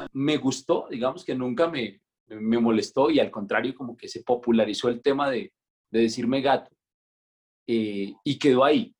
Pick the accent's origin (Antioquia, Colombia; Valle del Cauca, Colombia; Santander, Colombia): Santander, Colombia; Pinchote; also born or lived in Bucaramanga; soy de un pueblito que se llama Pinchote Santander